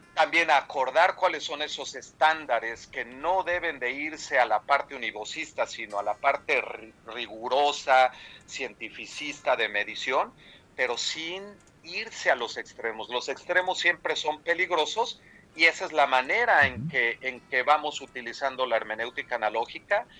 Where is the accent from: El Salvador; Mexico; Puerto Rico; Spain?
Mexico; moved away as an adult; now in Germany; soy mexicano, efectivamente egresado de la Iberoamericana